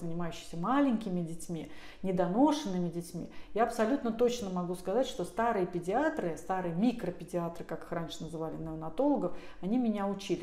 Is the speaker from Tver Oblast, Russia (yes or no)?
yes; Tver, Tver Oblast, Russia; я сама из Твери